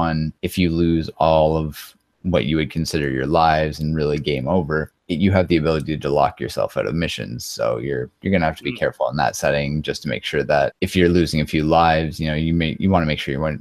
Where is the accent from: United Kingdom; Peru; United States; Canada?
Canada; I'm a Canadian retro speedrunner